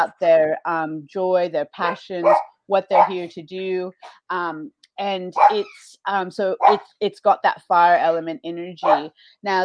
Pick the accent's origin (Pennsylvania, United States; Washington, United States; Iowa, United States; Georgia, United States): Washington, United States; moved away as an adult; now in Australia; I'm originally from the Pacific Northwest, so Washington State